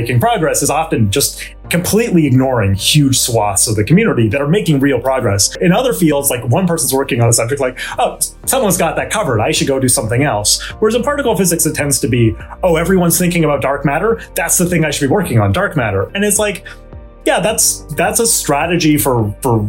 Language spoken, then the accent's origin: English; Vancouver, British Columbia, Canada; moved away as an adult; also born or lived in Stanford, United States; now in United States; I grew up in Vancouver, British Columbia, Canada.